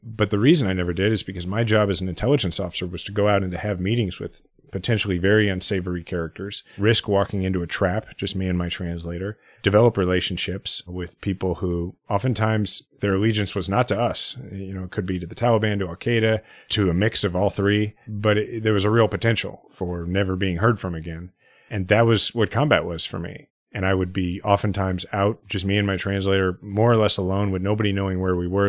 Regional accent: Kansas City, Missouri, United States; I'm fifth generation Kansas City. I grew up in a house where my parents had been juvenile probation officers

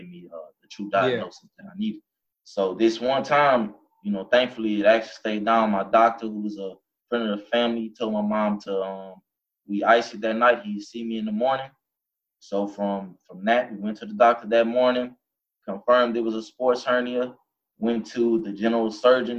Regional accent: Baton Rouge, Louisiana, United States; growing up in Baton Rouge, Louisiana

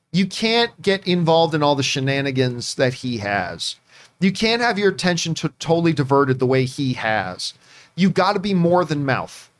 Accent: Hamilton, Ontario, Canada; my hometown is Hamilton, Ontario, Canada, the Hammer

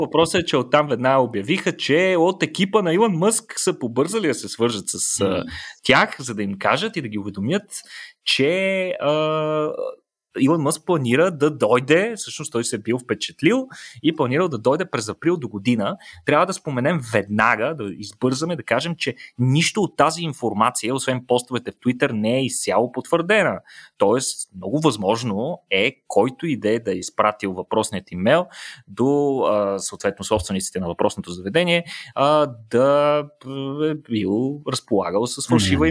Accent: Bulgaria; всички, които сме българи

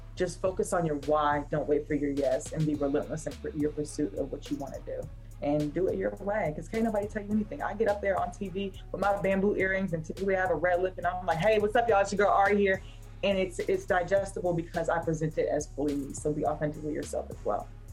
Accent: Raleigh, North Carolina, United States; I'm from Raleigh, I rep it to the ends of me.

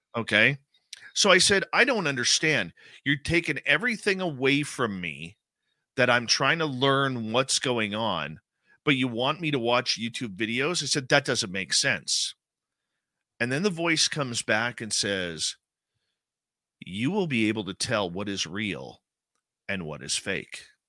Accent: Abbotsford, British Columbia, Canada; I grew up in Abbotsford, British Columbia

